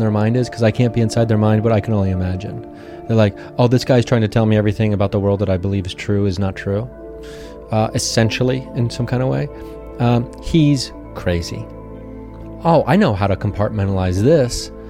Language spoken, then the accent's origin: English; Ohio, United States; now in Los Angeles, United States; When I was younger, I moved to Los Angeles from Ohio back and forth a bunch of times.